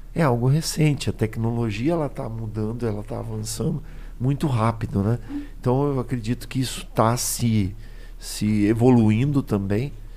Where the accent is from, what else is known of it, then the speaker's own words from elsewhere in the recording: Aquidauana, Mato Grosso do Sul, Brazil; now in Campo Grande, Brazil; eu sou de aqui da Uana, moro em Campo Grande, mas tenho família